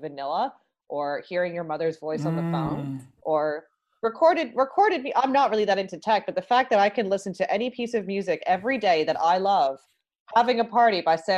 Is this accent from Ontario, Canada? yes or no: yes; Toronto, Ontario, Canada; I grew up in Toronto